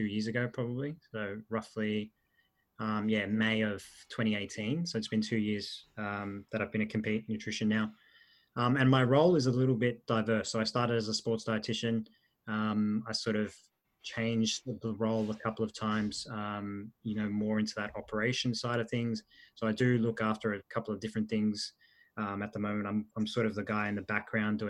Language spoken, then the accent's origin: English; Australia; English is a second language; also born or lived in Italy; I was born in Italy. The process of moving to Australia was a difficult one, particularly with learning the language. So I moved over. I did a little bit of schooling over in Italy. I did a little bit of most of my schooling here. So I moved over when I was in year one, the end of year one